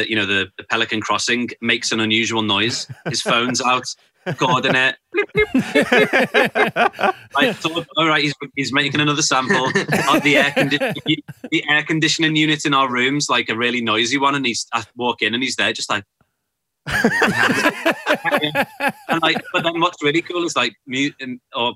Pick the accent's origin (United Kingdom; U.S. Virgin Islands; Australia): United Kingdom; Liverpool, North West England; growing up in Liverpool, it was kind of, you just, learned to play whatever was around